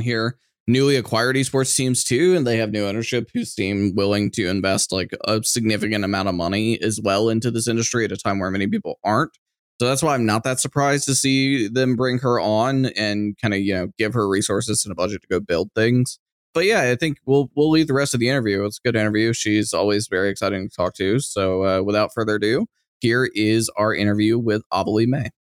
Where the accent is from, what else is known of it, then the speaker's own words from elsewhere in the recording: Austin, Texas, United States; my hometown of Austin